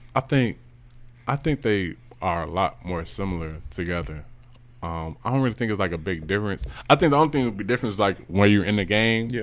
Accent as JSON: {"language": "English", "town": "Chicago", "region": "Illinois", "country": "United States", "said": "I'm from Chicago"}